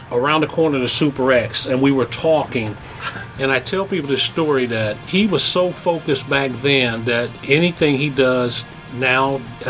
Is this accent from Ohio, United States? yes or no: yes; Cincinnati, Ohio, United States; also born or lived in Maysville, Kentucky; I grew up in Avondale. I was born in Maysville, Kentucky.